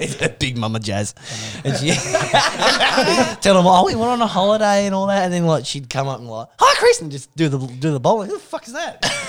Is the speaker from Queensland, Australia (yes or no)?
no; Coffs Harbour, New South Wales, Australia; I'm from Coffs, we got the big banana.